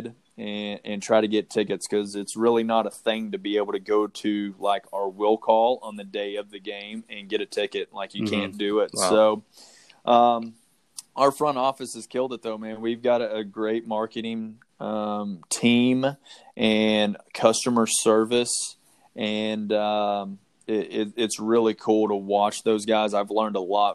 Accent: Oklahoma, United States; now in Arizona, United States; I'm originally from Oklahoma. I grew up on a ranch

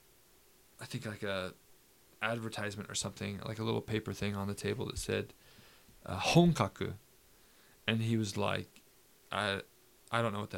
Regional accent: United States; moved away as an adult; now in Japan; I'm from America

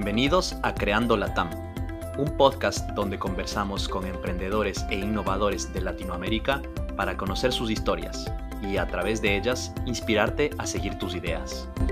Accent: Ecuador; yo soy ecuatoriano, creciendo en Ecuador

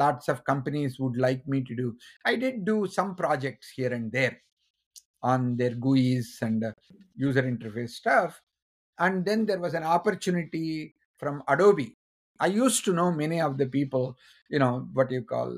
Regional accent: India; moved away as an adult; being an Indian

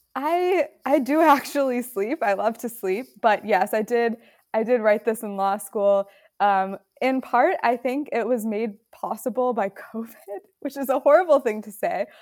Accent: Roselle, Illinois, United States; moved away; also born or lived in Chicago; I grew up in the suburbs. I grew up in Roselle

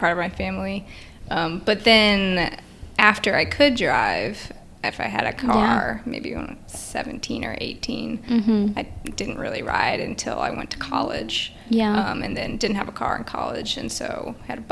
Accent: West Lafayette, Indiana, United States; moved away as an adult; also born or lived in Arizona; I grew up in Indiana

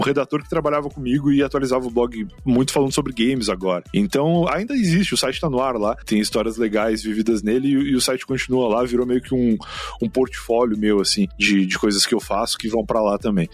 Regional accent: Rio Grande, Rio Grande do Sul, Brazil; moved away as an adult; also born or lived in Osasco / São Paulo; Eu nasci em Rio Grande. Rio Grande é uma cidade lá no sul do Rio Grande do Sul

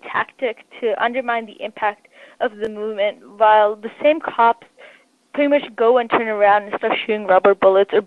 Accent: United States; as Asian Americans

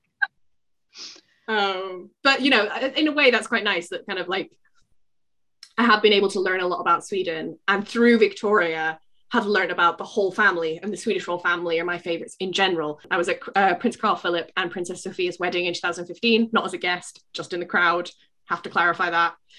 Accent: United Kingdom; as a British person

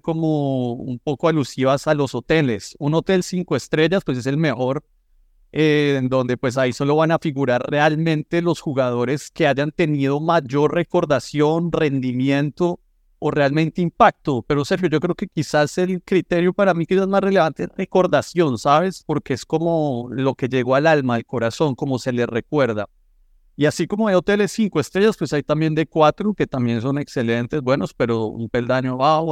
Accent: Colombia; yo como colombiano

